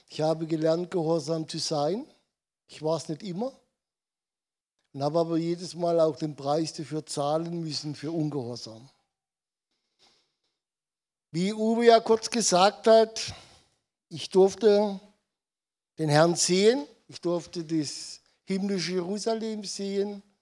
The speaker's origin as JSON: {"language": "German", "region": "Odenwald", "country": "Germany", "tie": "born or raised there", "said": "weil ich bin der deutschen Sprache nicht so mächtig, weil ich bin im Odenwald geboren, aufgewachsen und ähm, ich spreche Dialekt."}